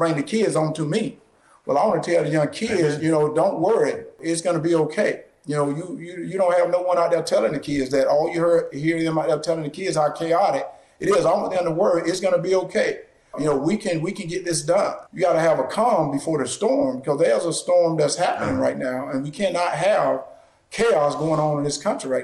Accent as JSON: {"language": "English", "region": "the South", "country": "United States", "tie": "born or raised there", "said": "I grew up in the South"}